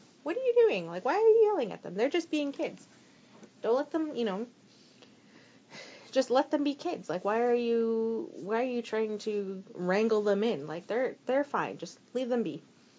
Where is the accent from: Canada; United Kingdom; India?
Canada; Alberta; I was born in Alberta